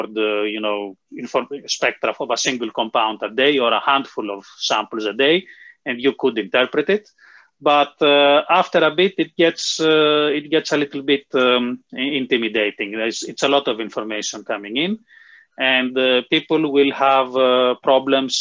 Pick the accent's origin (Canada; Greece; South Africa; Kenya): Greece; moved away as an adult; also born or lived in United Kingdom / Darmstadt, Germany; now in Oxford, United Kingdom; I was actually born in the UK, but then my parents decided to move to Greece, so I grew up in Greece.